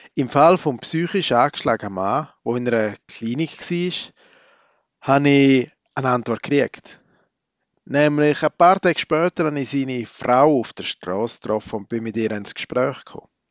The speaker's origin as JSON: {"language": "German", "country": "Switzerland", "said": "als waschechter Schweizer"}